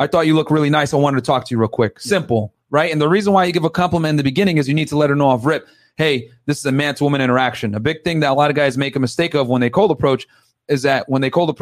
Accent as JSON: {"language": "English", "town": "New Britain", "region": "Connecticut", "country": "United States", "tie": "born or raised there", "said": "I grew up in New Britain, man. So I'm a Connecticut local too"}